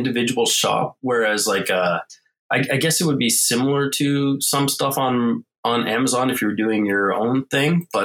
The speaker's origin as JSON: {"language": "English", "town": "Montreal", "region": "Quebec", "country": "Canada", "tie": "born or raised there", "also_born_or_lived": "Ontario", "moved": "yes", "lives_now": "Toronto area, Canada", "said": "I'm originally born and raised in South Shore, suburbia of Montreal. Been in Ontario, now near Toronto, for the last 25 years or so"}